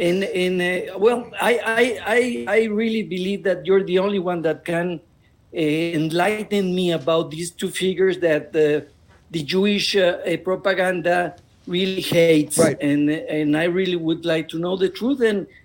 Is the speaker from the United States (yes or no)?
no; Mexico; I'm from Mexico